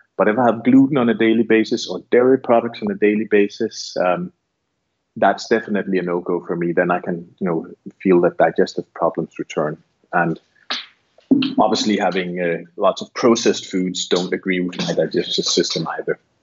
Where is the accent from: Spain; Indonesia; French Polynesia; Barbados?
Barbados; I'm from Barbados